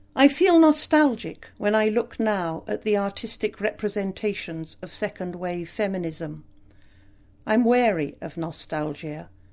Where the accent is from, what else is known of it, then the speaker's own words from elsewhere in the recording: Glastonbury, South West England, United Kingdom; Growing up in Somerset